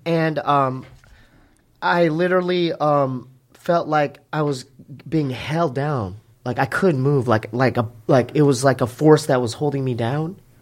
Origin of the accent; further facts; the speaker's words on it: Poway, California, United States; we're from Poway. Me and my brother are from, uh, you know, inland.